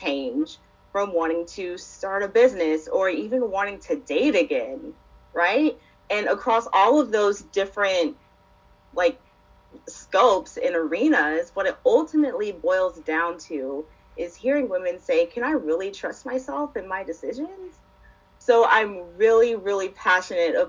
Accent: Birmingham, Alabama, United States; I am from Birmingham, Alabama

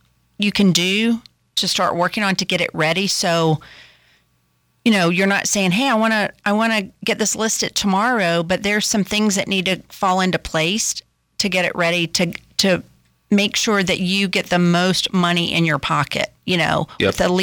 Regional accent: Sanford, North Carolina, United States; We grew up together in Sanford, just 30 minutes south of Raleigh.

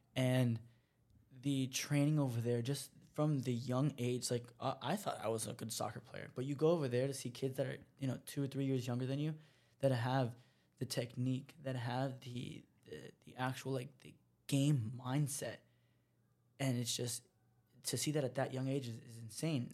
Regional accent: United States; I'm an American

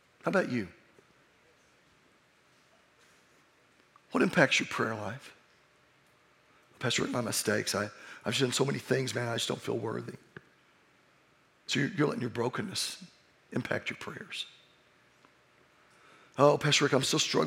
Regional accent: Oklahoma, United States; I'm from Oklahoma

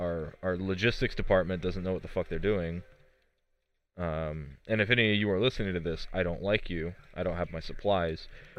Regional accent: Kentucky, United States; I am from Kentucky

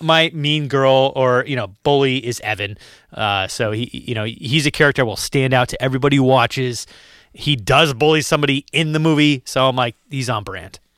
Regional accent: Massachusetts, United States; we're from Massachusetts

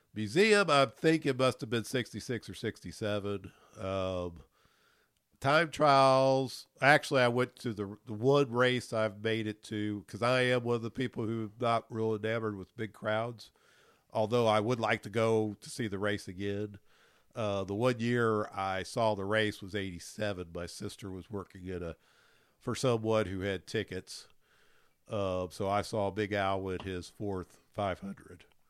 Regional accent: Louisville, Kentucky, United States; I'm from Louisville

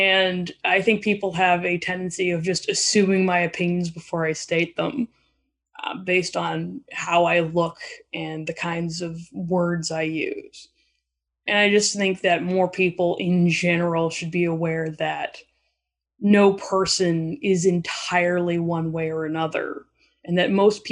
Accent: Alberta, Canada; now in Vancouver, Canada; I am originally from Alberta, but I live in Vancouver, British Columbia now.

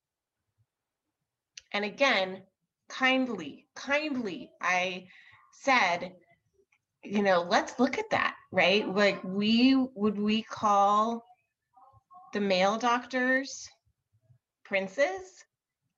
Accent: Irvine, California, United States; I'm from Irvine.

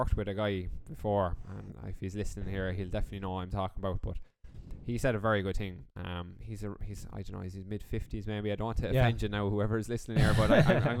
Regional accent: Laois, Ireland; now in Galway, Ireland; Now, although I am from Leash, and it is basically bogland

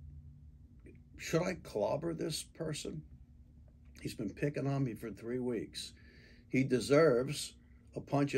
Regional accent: United States; I'm a product of being born and raised in the United States

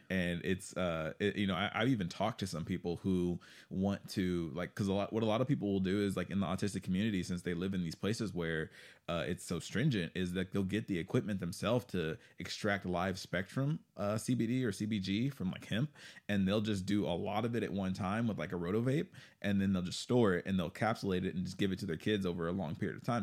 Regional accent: Texas, United States; moved away; I'm from Texas originally

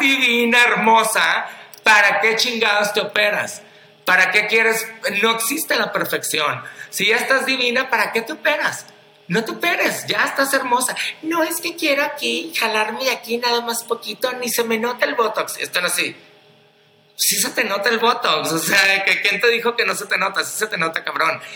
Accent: Culiacán, Sinaloa, Mexico; moved away; yo ahorita vengo llegando de Culiacán, Sinaloa, que de ahí soy

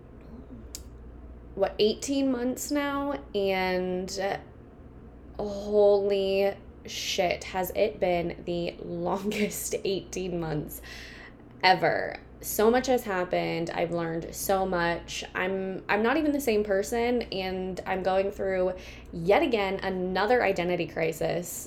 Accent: Kansas, United States; I am from Kansas.

